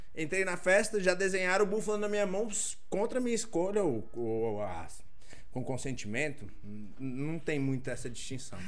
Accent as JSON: {"language": "Portuguese", "town": "Ceilândia", "region": "Federal District", "country": "Brazil", "said": "eu sou da Ceilândia"}